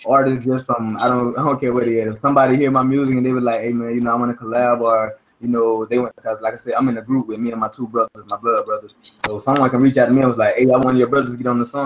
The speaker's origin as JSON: {"language": "English", "town": "Quincy", "country": "United States", "tie": "born or raised there", "said": "I'm from Quincy, born and raised, but I moved away, you know, my 12th grade year, I moved away. I came back."}